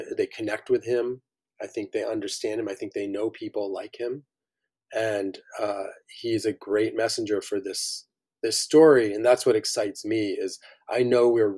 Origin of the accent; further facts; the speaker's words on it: upstate New York, United States; growing up in upstate New York.